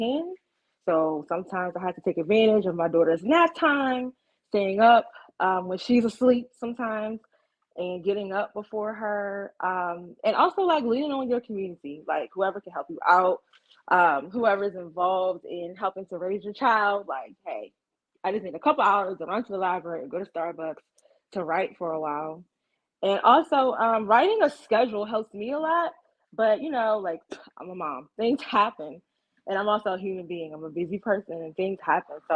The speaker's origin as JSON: {"language": "English", "town": "Ocean City", "region": "Maryland", "country": "United States", "tie": "born or raised there", "moved": "yes"}